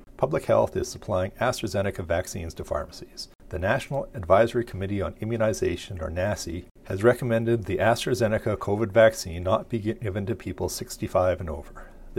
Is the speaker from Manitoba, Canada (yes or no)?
yes; Pinawa, Manitoba, Canada; now in Dauphin, Canada; In general, I hate Hallmark Christmas movies, other than the one that was partially filmed in my hometown of Pinawa.